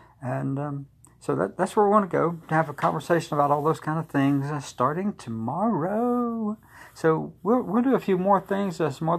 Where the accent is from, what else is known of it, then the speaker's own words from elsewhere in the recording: Tuscaloosa, Alabama, United States; I am from Tuscaloosa, Alabama, and I work at the University of Alabama